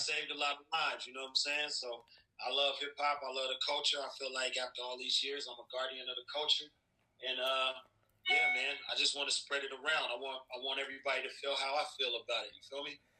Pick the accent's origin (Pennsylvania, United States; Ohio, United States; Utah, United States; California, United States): California, United States; Long Beach; I'm from Long Beach